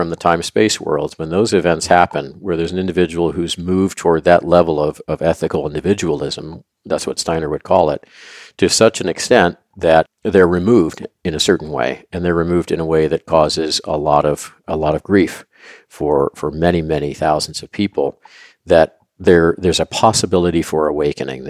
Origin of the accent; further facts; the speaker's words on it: Louisville, Kentucky, United States; I grew up in Louisville, Kentucky